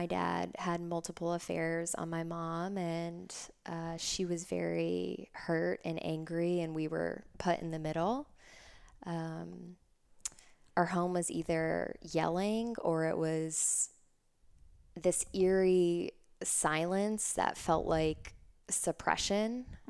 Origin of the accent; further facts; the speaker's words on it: Davidson, North Carolina, United States; And I grew up in Davidson, Concord area, North Carolina.